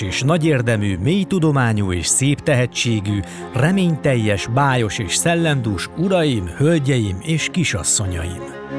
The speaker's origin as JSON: {"language": "Hungarian", "region": "Palóc region", "country": "Hungary", "tie": "born or raised there", "accent": "Palóc", "moved": "yes", "said": "az én Palóc e, származom, és nagyon sokszor ez érződik is"}